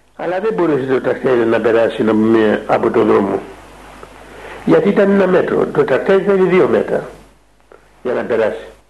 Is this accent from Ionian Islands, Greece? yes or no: yes; Kefalonia, Ionian Islands, Greece; now in Mount Athos, Greece; πήγα σε ένα μοναστεράκι που έχουμε εκεί ε, κοντά στο χωριό μου